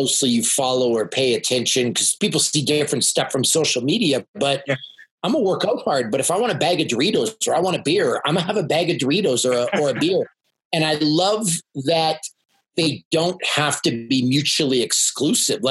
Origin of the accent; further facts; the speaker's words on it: Canada; I'm a Canadian